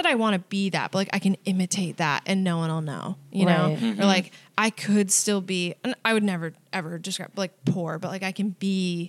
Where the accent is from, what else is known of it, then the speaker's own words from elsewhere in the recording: Albany, New York, United States; Upstate Albany, New